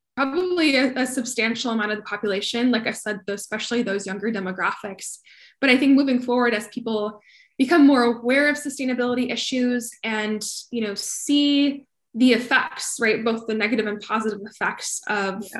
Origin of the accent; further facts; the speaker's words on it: Colorado, United States; now in Austin, United States; I grew up in Colorado